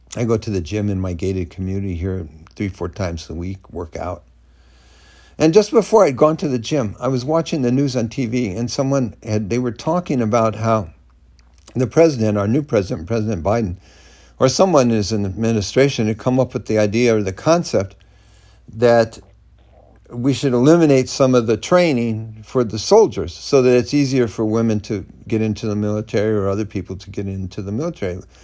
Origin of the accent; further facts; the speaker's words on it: Southern California, United States; moved away as an adult; now in Florida, United States; I moved recently from California, where I'd lived in Southern California growing up, to Northern California, where I'd lived for about ten years, here to Florida.